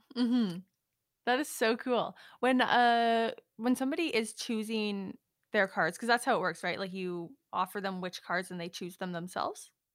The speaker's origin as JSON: {"language": "English", "town": "Prince Albert", "region": "Saskatchewan", "country": "Canada", "tie": "born or raised there", "moved": "yes", "said": "back in my hometown in Prince Albert"}